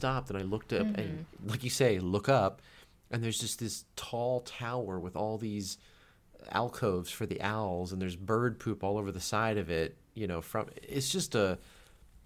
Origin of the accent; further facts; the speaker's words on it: the South, Southern United States, United States; accent: Southern; moved away; I grew up in around Southern accent a little bit more, which I don't think I have.